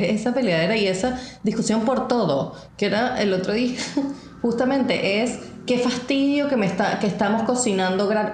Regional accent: Venezuela; moved away; por más que nosotros fuésemos inmigrantes, nosotros nos sentimos y seguimos siendo venezolanos

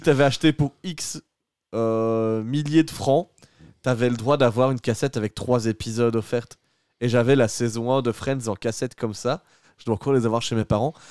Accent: Belgium; chez nous en Belgique

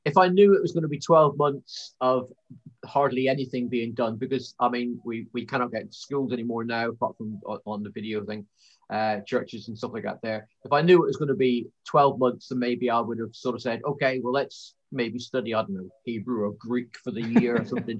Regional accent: Plymouth, South West England, United Kingdom; accent: Plymouthian or Cornish; also born or lived in Cornwall; now in Wales, United Kingdom; Originate from a place called Plymouth in the southwest, in case you're wondering what my accent is

